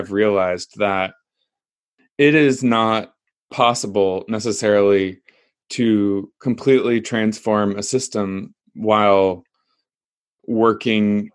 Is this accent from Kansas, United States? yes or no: yes; Kansas, United States; I grew up in Kansas in the middle of the United States in a small town